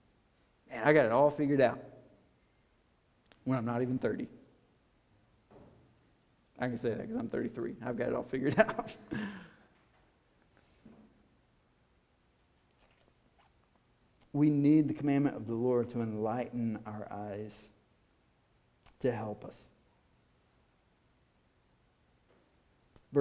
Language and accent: English; White House, Tennessee, United States; I'm from White House, Tennessee, rural